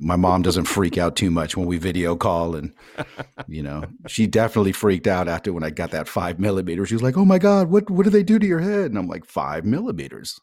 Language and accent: English; San Francisco, California, United States; now in Sweden; "Oh, San Francisco."